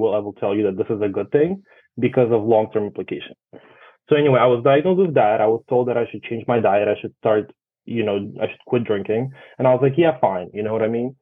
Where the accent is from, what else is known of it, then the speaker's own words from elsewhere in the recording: Russia; now in New York, United States; I come from Russia